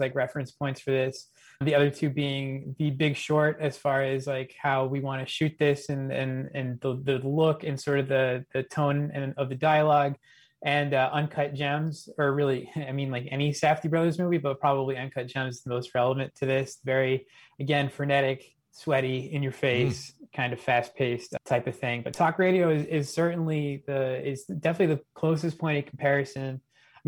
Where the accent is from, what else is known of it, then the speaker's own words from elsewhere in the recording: Boston, Massachusetts, United States; I'm from Boston